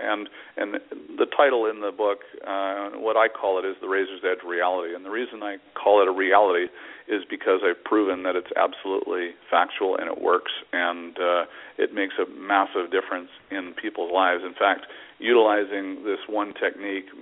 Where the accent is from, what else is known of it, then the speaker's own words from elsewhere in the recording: Vancouver, British Columbia, Canada; I'm from Vancouver, Canada